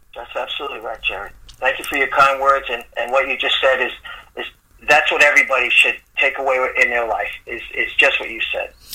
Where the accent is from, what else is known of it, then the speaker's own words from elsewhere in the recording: New York City, New York, United States; moved away as an adult; I'm originally from the Bronx.